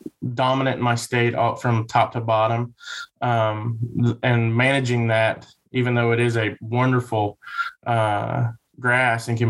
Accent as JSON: {"language": "English", "region": "Kentucky", "country": "United States", "tie": "born or raised there", "also_born_or_lived": "Missouri / Texas", "moved": "as an adult", "said": "I'm originally from Kentucky"}